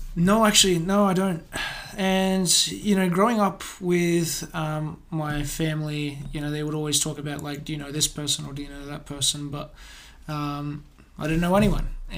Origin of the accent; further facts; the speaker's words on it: Adelaide, South Australia, Australia; also born or lived in Cieszyn, Poland; grew up here in South Australia, here in Adelaide